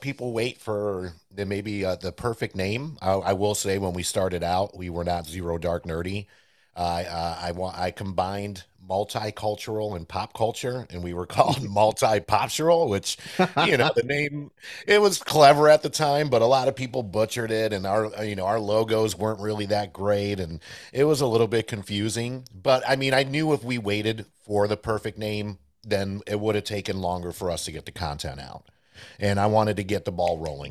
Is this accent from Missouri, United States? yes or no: no; Johnson City, New York, United States; first language Spanish; English is a second language; now in Greensboro, United States; I grew up in Johnson City, New York